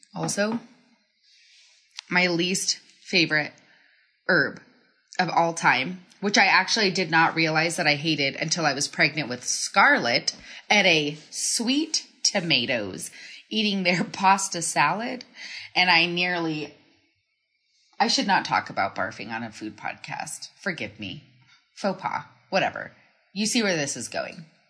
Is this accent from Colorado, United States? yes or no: yes; Colorado, United States; I'm from Colorado